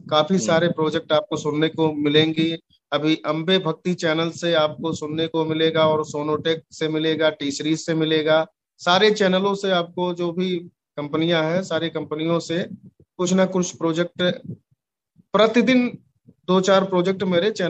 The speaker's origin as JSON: {"language": "Hindi", "region": "Uttar Pradesh", "country": "India", "said": "क्योंकि मैं अवध से हूँ और थोड़ा भोजपुरी और अवधि मिलता जुलता भाषा है"}